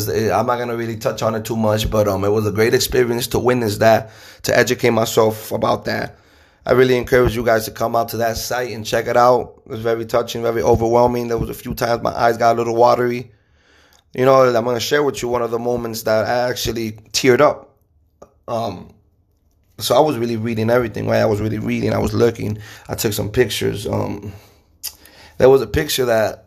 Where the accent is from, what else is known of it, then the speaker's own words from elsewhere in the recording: United States; being an American